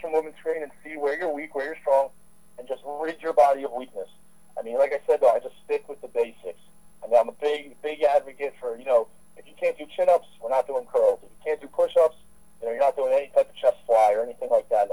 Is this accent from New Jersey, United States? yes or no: no; Philadelphia, Pennsylvania, United States; I'm from the Philadelphia area. I'm actually born and raised from Philadelphia